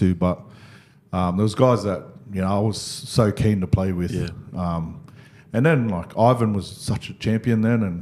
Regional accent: Parramatta, New South Wales, Australia; like I was, you know, born and raised in Parra.

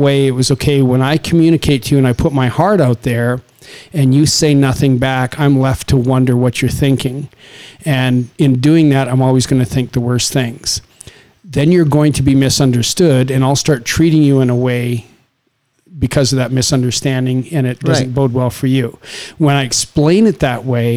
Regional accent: Saskatchewan, Canada; it's a farming community in Saskatchewan, which again, I'm like two generations away from people that settle the land.

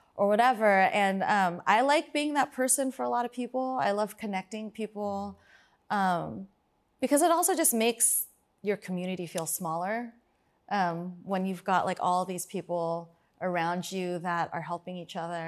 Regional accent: Fremont, California, United States; I'm from Fremont

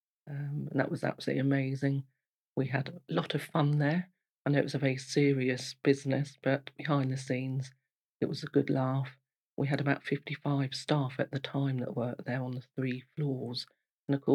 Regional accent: Portsmouth, South East England, United Kingdom; a long time ago in 1958 in Portsmouth in St Mary's Hospital. I was brought up around the Baffins area in Portsmouth.

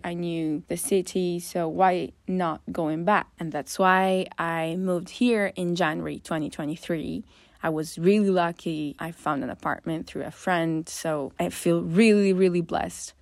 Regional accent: northern Italy, Italy; I come from Northern Italy

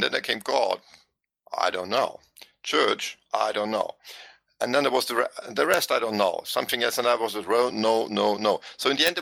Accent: Vienna, Austria; English is a second language; moved away as an adult; now in Tyrol, Austria; I'm from Vienna

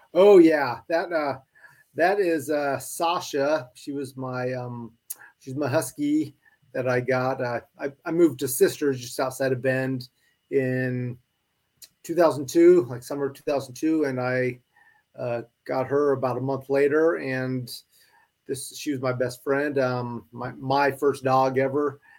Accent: Spokane, Washington, United States; moved away as an adult; also born or lived in Idaho; I grew up in Spokane, Washington. I was born and raised there.

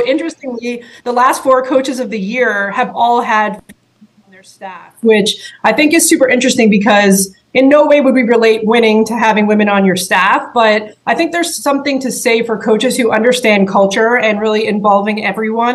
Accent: Canada; I grew up in Canada

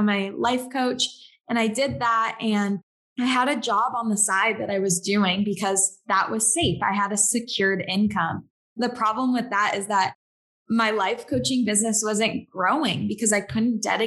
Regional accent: Southern California, United States; now in Seattle, United States; I was born and raised in Southern California

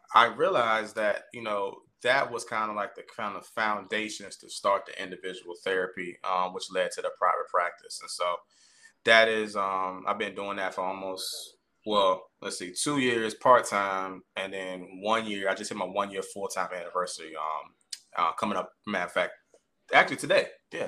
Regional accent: Caroline County, Virginia, United States; I currently reside in Caroline County, Virginia, um, and that's where I was born and bred

